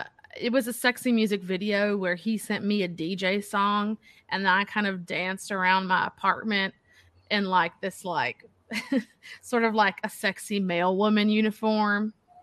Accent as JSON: {"language": "English", "country": "United States", "said": "I'm American patriot through and through."}